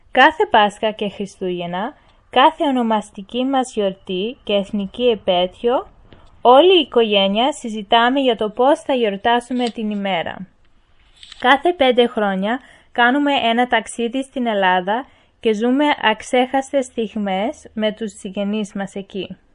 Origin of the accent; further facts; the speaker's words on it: Australia; και είμαι 16 χρονών. Γεννήθηκα στην Αυστραλία από Έλληνες γονείς.